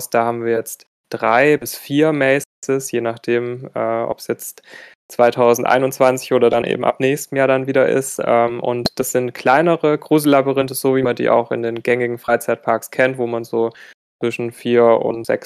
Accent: Baden-Württemberg, Germany; ich komme aus der Nähe von Stuttgart

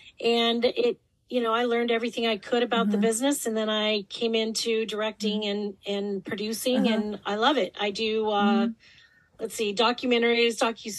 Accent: Wyoming, United States; moved away as an adult; now in Los Angeles, United States; I am from Wyoming, but I live in Los Angeles. I've been out here for about 25 years now.

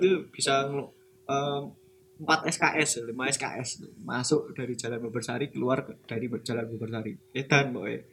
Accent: Yogyakarta, Special Region of Yogyakarta, Indonesia; aku sebagai orang Jogja

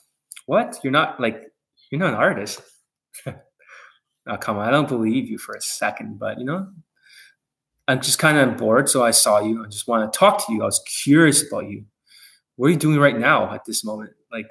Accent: Vancouver, British Columbia, Canada; born there; And originally I was born here in Vancouver.

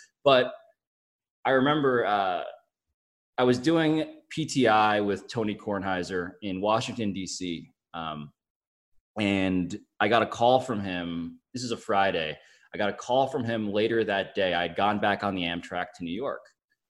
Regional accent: Philippines; So it's been interesting to be recognized as a Filipino, because I am so grateful when that happens.

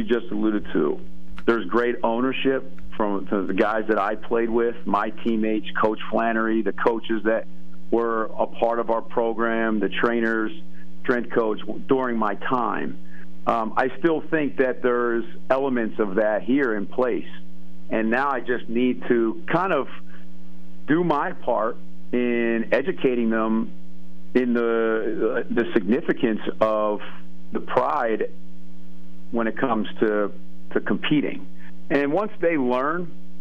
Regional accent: Albany, New York, United States; When I was born in Albany, New York, my father was the head coach at Siena.

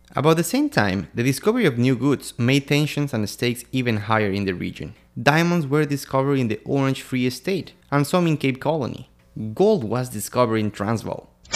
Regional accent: Quito, Pichincha, Ecuador; I'm from Quito, Ecuador

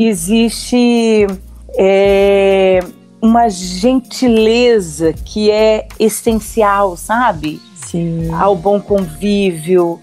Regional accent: Ribeirão Preto, São Paulo, Brazil; Eu sou do interior de São Paulo, uhum. de um lugar muito próximo a Minas. Então, eu sempre falei Uai, trem. Olha. É, que é Ribeirão Preto

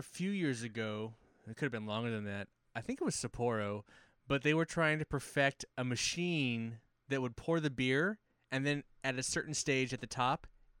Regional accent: United States; me as an American

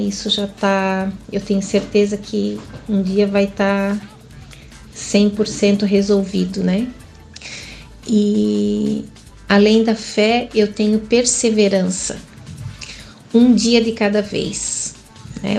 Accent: Joinville, Santa Catarina, Brazil; eu nasci aqui em Joinville

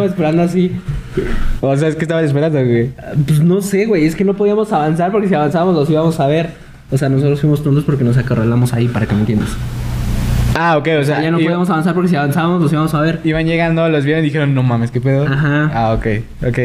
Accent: Mexico

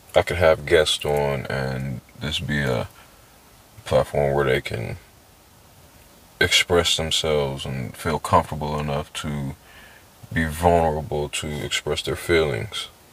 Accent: San Diego, California, United States; I'm from San Diego. Doesn't fucking matter where. Um, it was cool living up, uh, living down there, but um, like I miss home

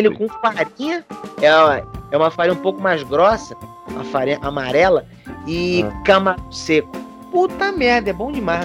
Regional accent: Rio de Janeiro, Brazil; also born or lived in Pará / Maranhão; eu fui criado no Rio

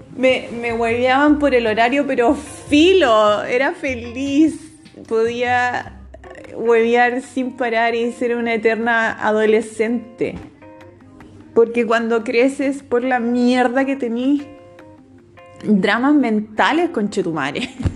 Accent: Rancagua, O'Higgins, Chile; moved away as an adult; now in Santiago, Chile; actualmente estoy viviendo en Santiago, estoy trabajando, llevo cuatro años ya, soy de Rancagua, mi familia está en Rancagua

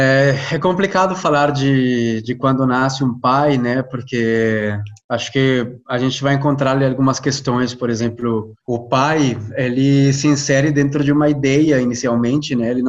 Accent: Colombia; Portuguese is a second language; isso que a Jo falou, eu sou colombiano, sou psicólogo

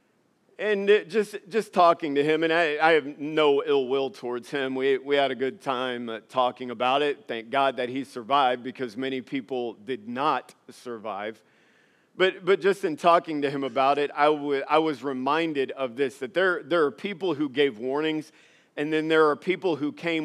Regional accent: Louisiana, United States; moved away; also born or lived in Alexandria, Louisiana; I was born and raised and spent most of my life in Louisiana.

